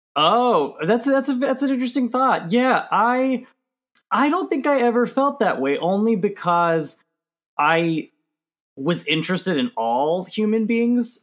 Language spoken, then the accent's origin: English; Johnson City, Tennessee, United States; moved away; I grew up in East Tennessee